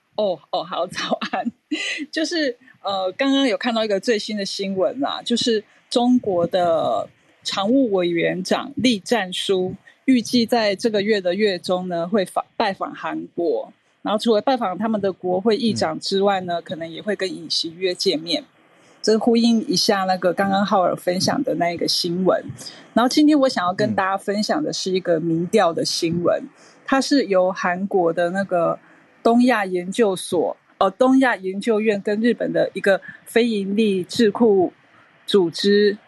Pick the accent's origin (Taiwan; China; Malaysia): Taiwan; 我一个台湾人的感觉